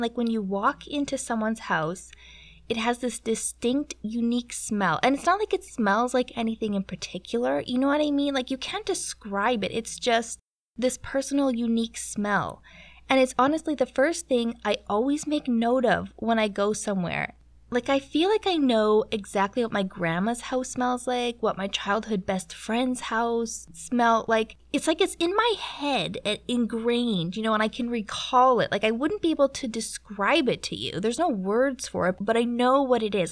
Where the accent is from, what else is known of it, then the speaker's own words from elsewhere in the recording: Canada; moved away; as a Canadian